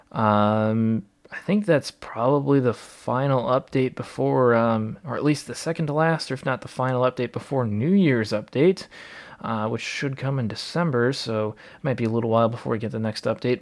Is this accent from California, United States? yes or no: no; Wisconsin, United States; my home state